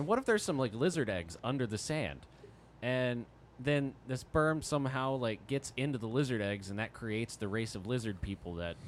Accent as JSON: {"language": "English", "town": "Fort Worth", "region": "Texas", "country": "United States", "tie": "born or raised there", "also_born_or_lived": "Arlington, Texas / Oklahoma / Miami", "lives_now": "Dallas, United States", "said": "But I was born in Fort Worth and then kind of moved around Fort Worth and Arlington for a while and then made my way to Oklahoma, then Miami, then back to Dallas."}